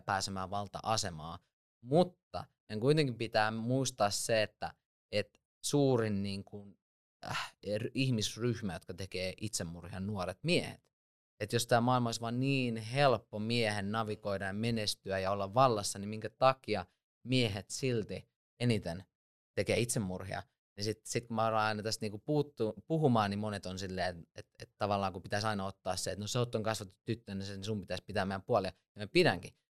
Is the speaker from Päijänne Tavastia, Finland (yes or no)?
yes; Lahti, Päijänne Tavastia, Finland; also born or lived in Switzerland; mä oon syntynyt Sveitsissä, mutta sitten mut on kasvattanut sodan aikaiset isovanhemmat Lahdessa 90-luvun alussa